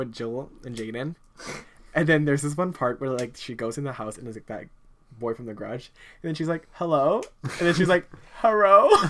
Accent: Thailand; moved away; I'm from Thailand.

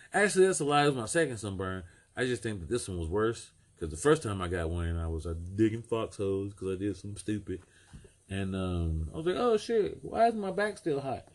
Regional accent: United States; we're Americans

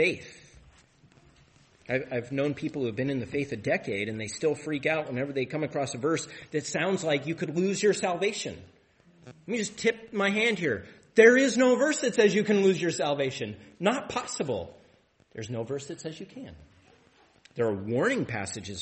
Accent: Tri-Cities, Washington, United States; I grew up in the Tri-Cities

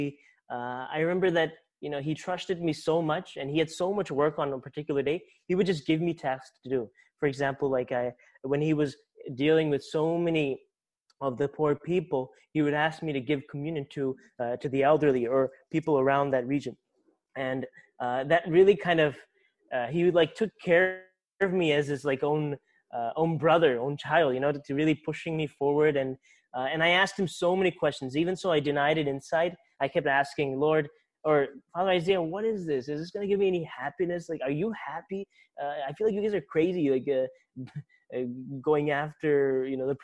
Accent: Baltimore, Maryland, United States; accent: American; I'm from Baltimore, Maryland, a state called Maryland, right next to D.C.

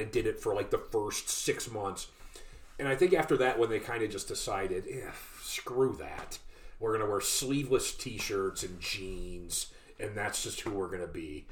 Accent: Northeast Ohio, United States; we're from we're from Northeast Ohio

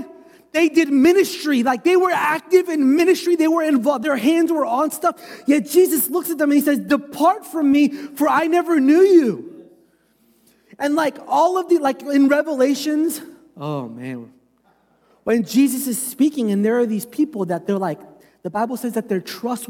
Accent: United States; I'm American

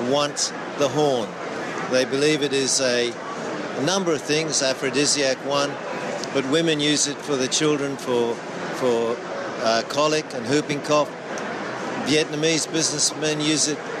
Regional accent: Kenya; now in Australia; I'm a Kenyan, an African originally, but I live in Australia now

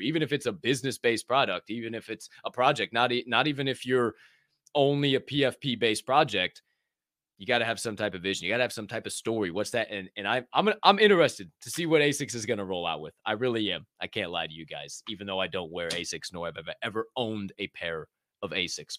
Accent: Decatur, Illinois, United States; moved away as an adult; also born or lived in Bethany, Illinois / Bloomington, Illinois / Chicago, Illinois; I was born and raised in Decatur, Illinois

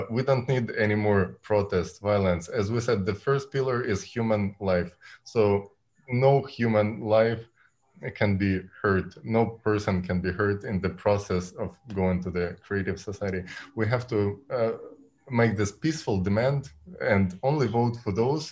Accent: Ukraine; I'm coming from Ukraine

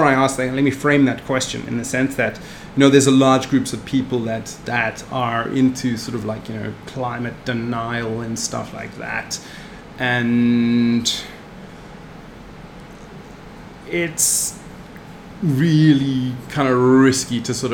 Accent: South Africa; this South African. I'm from South Africa.

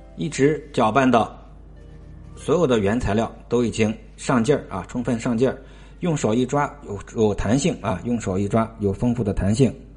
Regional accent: Tianjin, China; 我们老家天津的一个属于天津三绝之一吧

